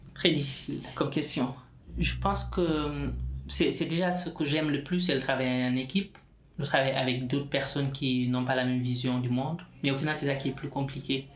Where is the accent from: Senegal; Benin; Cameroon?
Senegal; now in France; depuis tout petit, moi, je viens du Sénégal, la culture ainsi que la religion musulmane, la, la, solidarité, elle est très, très présente